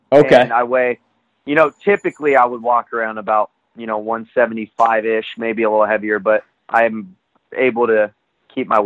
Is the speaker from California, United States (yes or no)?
yes; Corona, California, United States; from Southern California, Corona to be exact.